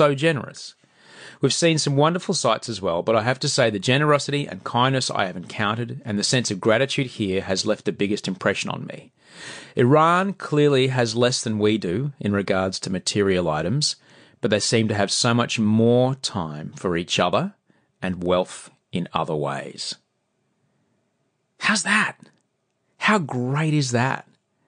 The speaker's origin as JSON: {"language": "English", "country": "Australia", "said": "In fact, they get quite excited when we say we're from Australia."}